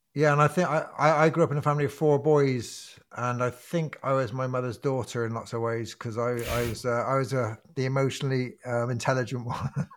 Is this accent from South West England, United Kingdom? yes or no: yes; Bristol, South West England, United Kingdom; I grew up in Bristol in, um, a kind of fir, I grew up in a council house